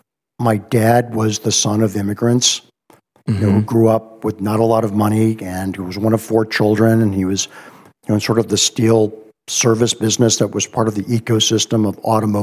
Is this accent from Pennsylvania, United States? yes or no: no; Cleveland, Ohio, United States; I'm a Cleveland, Ohio guy. Grew up in the Mistake on the Lake. So I'm a product of post-war, aspirational, upwardly mobile Jewish parents growing up in a preppy